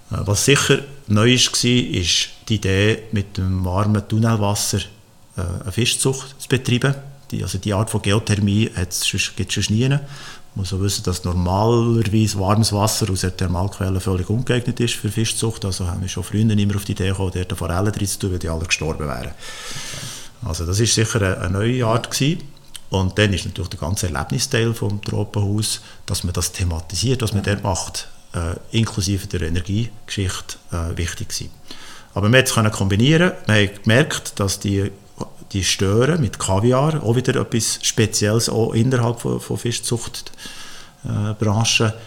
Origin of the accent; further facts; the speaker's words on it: Switzerland; ich bin in der Schweiz aufgewachsen.